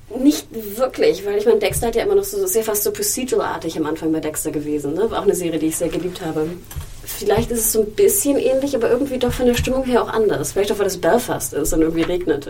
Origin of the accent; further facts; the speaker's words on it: Germany; Ich bin ich in Deutschland aufgewachsen